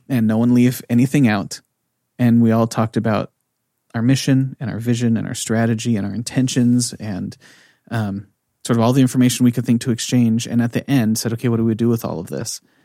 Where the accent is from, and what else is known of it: United States; moved away as an adult; also born or lived in California; now in Norway